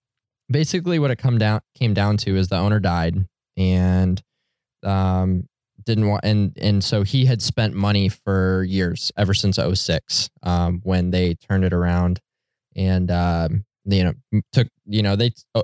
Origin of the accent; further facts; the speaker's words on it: Detroit, Michigan, United States; my hometown Motown heroes have been absolutely terrible this year.